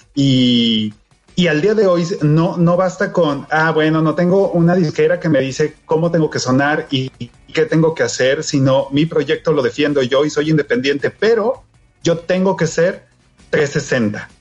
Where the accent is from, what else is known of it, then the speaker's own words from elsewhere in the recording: northern Mexico, Mexico; los que somos del norte, los que no crecimos en la Ciudad de México